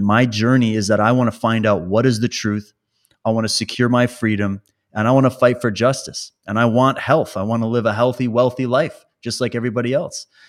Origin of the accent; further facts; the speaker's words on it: Saskatchewan, Canada; I grew up in Saskatchewan